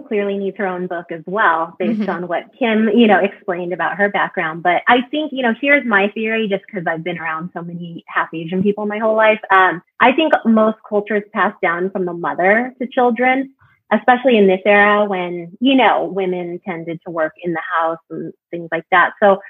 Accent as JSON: {"language": "English", "country": "Ireland", "tie": "born or raised there", "also_born_or_lived": "England", "said": "from growing up in Ireland and living in England, that got passed down to my sister and I."}